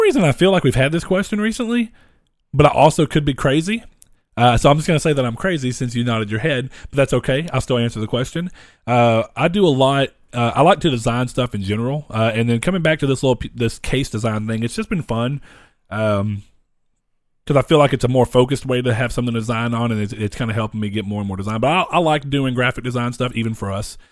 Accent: United States; We're American

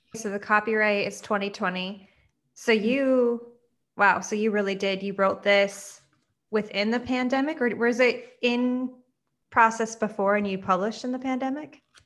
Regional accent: Midwest, United States; I grew up in the Midwest

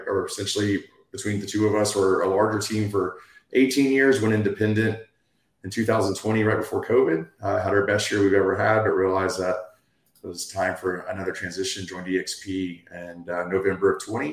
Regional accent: Destin, Florida, United States; I was born and raised in this area

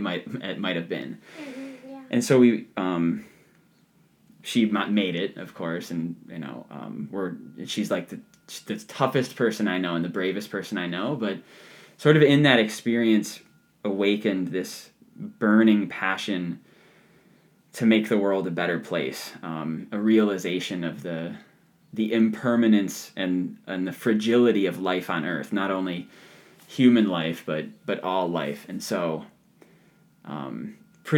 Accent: Ohio, United States; There's a patch of woods in my backyard where I grew up in Ohio

